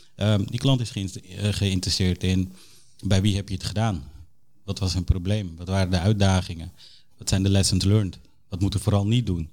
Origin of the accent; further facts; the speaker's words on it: Suriname; now in Netherlands; Ik ben een trotse Nederlander, maar ik ben geboren in Suriname